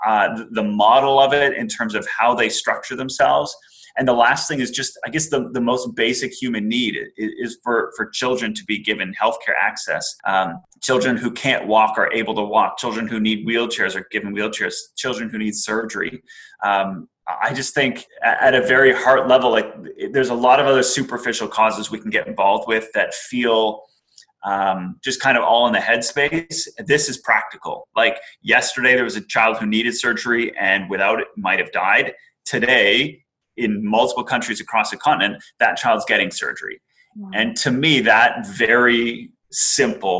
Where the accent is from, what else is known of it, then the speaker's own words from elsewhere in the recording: Canada; moved away; also born or lived in Middle East; I've lived a lot of my life outside of my home country of Canada